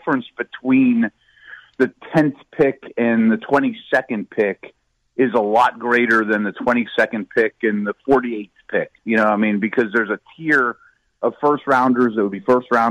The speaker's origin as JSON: {"language": "English", "town": "Pittsburgh", "region": "Pennsylvania", "country": "United States", "tie": "born or raised there", "said": "my hometown, which is your hometown"}